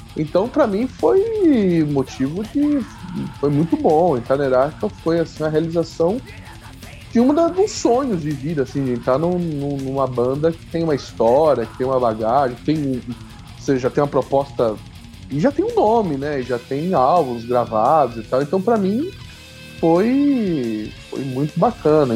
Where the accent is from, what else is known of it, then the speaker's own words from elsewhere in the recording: Santos, São Paulo, Brazil; eu sou de Santos